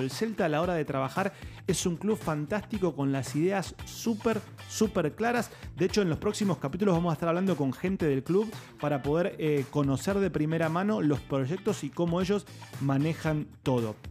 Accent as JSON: {"language": "Spanish", "country": "Argentina", "said": "yo soy argentino, cuando yo era chico"}